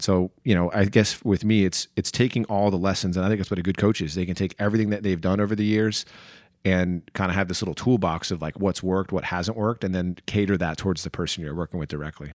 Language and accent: English; New Jersey, United States; born or raised there; also born or lived in Chicago, Illinois